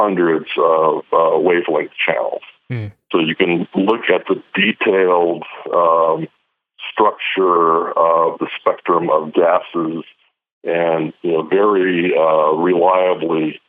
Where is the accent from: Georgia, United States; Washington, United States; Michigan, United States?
Washington, United States; Eastern Washington State, United States; moved away; also born or lived in Los Alamos; I grew up in Eastern Washington State